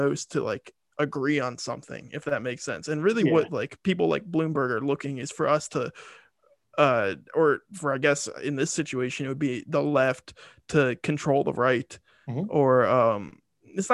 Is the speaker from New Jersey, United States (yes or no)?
no; Delaware, United States; I'm from Delaware